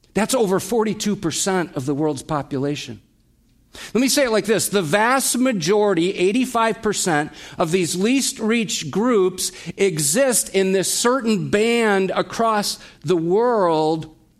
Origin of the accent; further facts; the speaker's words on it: United States; we as American Christians